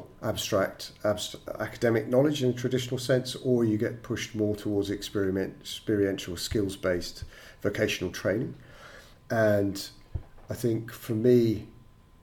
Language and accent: English; England, United Kingdom; growing up in the United Kingdom and going to school in England